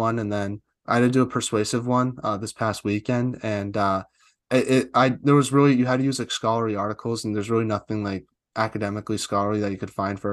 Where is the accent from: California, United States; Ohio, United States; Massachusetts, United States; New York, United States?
Massachusetts, United States; I'm from Mass myself